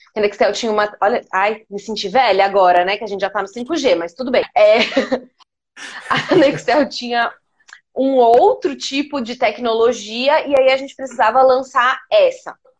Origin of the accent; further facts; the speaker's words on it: Poços de Caldas, Minas Gerais, Brazil; moved away as an adult; now in São Paulo, Brazil; eu moro em São Paulo desde 2009, mas eu sou de Poços de Caldas, sou de Minas. Então também vim para cá para fazer faculdade